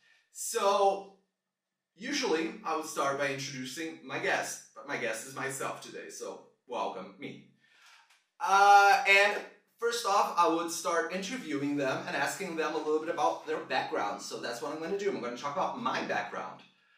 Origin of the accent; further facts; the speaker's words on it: Brazil; moved away as an adult; also born or lived in Switzerland / New Zealand; I was born in Switzerland in 1988. At 2 years old, my family relocated to New Zealand. That's where my sister was born. Shout out, Manuk. Then when I was 6 years old, the full family relocated again to Brazil.